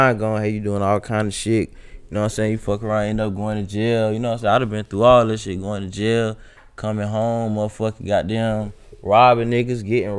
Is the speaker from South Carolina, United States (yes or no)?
yes; Columbia, South Carolina, United States; I'm from Columbia, South Carolina, shit. Northeast side to be exact. Shit, my mom used to stay on North Main back in the day, so shit, you know what I'm saying? I used to put on for North Main, too.